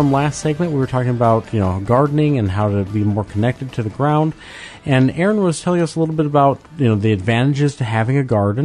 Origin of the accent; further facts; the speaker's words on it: Midwest, United States; moved away as an adult; also born or lived in Minnesota; now in North Georgia, United States; when I was growing up in the Midwest